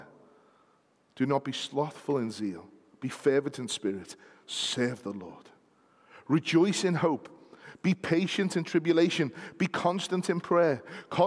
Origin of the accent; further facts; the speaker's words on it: United Kingdom; we happen to be British citizens